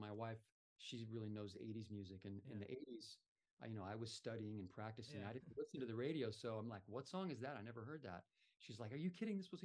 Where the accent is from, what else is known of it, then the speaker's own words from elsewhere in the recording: Southern California, United States; now in Florida, United States; I grew up in Southern California